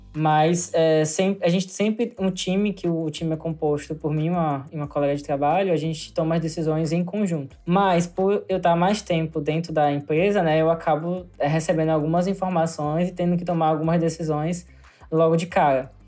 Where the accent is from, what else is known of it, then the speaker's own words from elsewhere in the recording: Aracaju, Sergipe, Brazil; da minha cidade, em Ayacaju, porque eu sou de Ayacaju, Sergipe